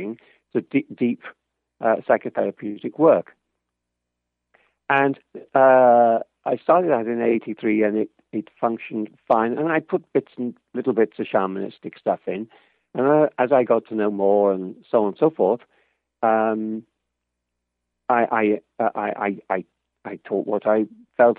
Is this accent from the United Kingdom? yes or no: yes; Liverpool, North West England, United Kingdom; I'm from Liverpool, not even in the same country.